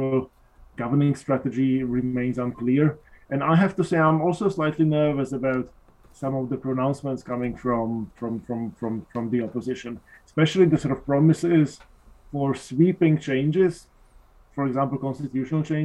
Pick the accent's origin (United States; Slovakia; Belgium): Slovakia; moved away; I'm originally from Slovakia